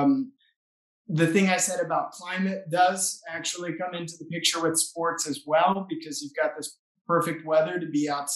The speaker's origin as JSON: {"language": "English", "town": "Austin", "region": "Texas", "country": "United States", "moved": "as an adult", "lives_now": "Barcelona, Spain", "said": "I'm originally from Austin, Texas"}